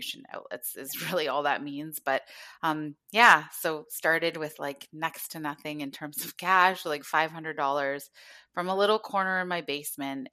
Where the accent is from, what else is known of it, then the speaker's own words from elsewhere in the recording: Thunder Bay, Ontario, Canada; now in Southern Ontario, Canada; I'm an Ojibwe woman, or I call myself an Anishinaabe woman, from Northwestern Ontario is where my home community was and where I was born in Thunder Bay, but now reside in Southern Ontario